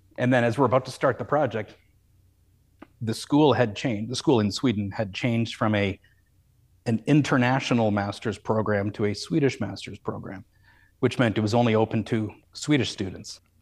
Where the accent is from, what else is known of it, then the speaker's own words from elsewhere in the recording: Calgary, Alberta, Canada; I grew up in Calgary